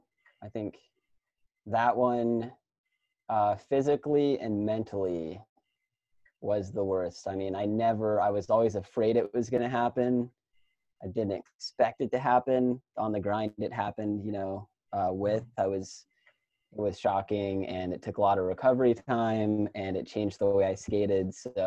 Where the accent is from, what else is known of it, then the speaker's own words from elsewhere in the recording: Midwest, United States; I think we endured like a lot of really bad conditions, like growing up in the Midwest and like skating some of these spots.